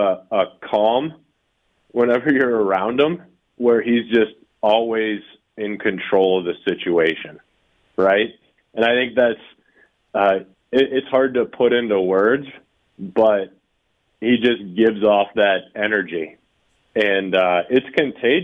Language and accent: English; Ohio, United States; moved away; I grew up in Ohio